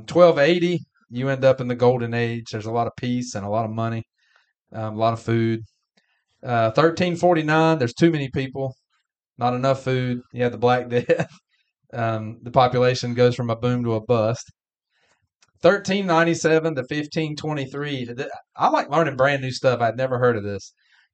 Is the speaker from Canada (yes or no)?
yes; Canada; I'm going to say New Zealand because I'm Canadian.